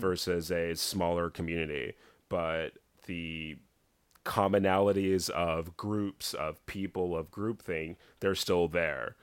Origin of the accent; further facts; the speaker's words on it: Dallas, Texas, United States; mainly Dallas, a little small country town in East Texas, but most of my growing up was in Dallas